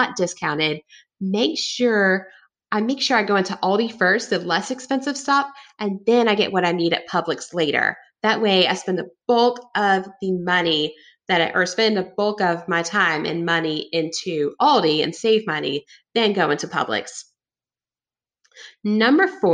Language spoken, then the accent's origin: English; the South, United States; I was raised in the South